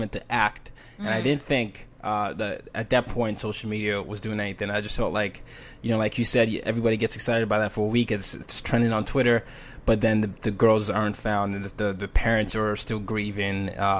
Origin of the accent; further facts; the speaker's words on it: Nigeria; moved away; Because I'm Nigerian